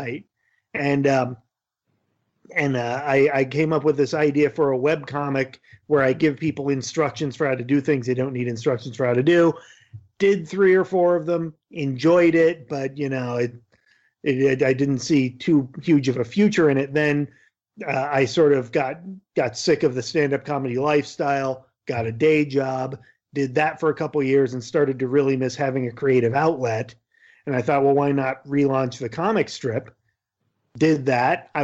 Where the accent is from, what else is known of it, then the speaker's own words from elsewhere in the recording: Yakima Valley, Eastern Washington State, United States; I grew up in the Yakima Valley of Eastern Washington State